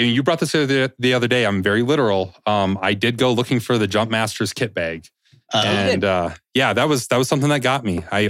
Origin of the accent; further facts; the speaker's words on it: South Dakota, United States; Like, I'm from South Dakota. I mispronounce a lot of words just because of where I grew up.